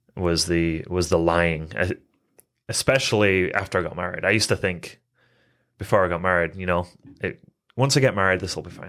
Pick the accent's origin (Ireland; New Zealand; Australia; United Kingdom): United Kingdom; England; moved away as an adult; also born or lived in Phoenix, Arizona, United States; I was born and raised in England. Um, lived there till I was eighteen and then moved to Phoenix, Arizona area.